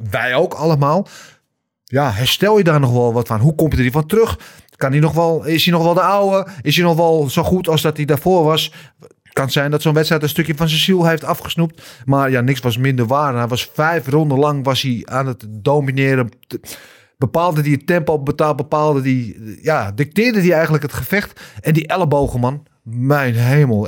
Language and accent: Dutch; Netherlands; wij zijn Nederlanders